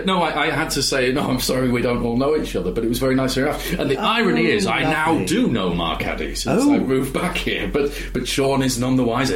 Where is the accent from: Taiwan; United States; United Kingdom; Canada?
United Kingdom; York, Yorkshire and the Humber; moved away as an adult; also born or lived in London; I was born here in York.